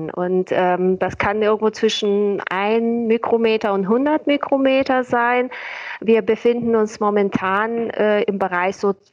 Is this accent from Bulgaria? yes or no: yes; Bulgaria; born there; Ich bin gebürtige Bulgarin, das erklärt vielleicht den Zungenbrecher.